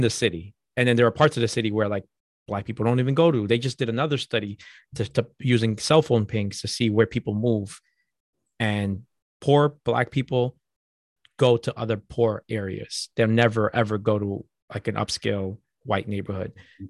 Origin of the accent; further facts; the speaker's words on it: Boston, Massachusetts, United States; born and raised in Boston and Dorchester